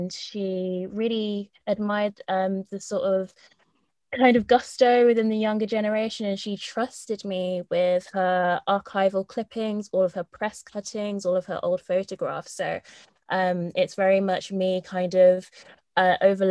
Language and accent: English; Slough, South East England, United Kingdom; I was born and raised in Slough.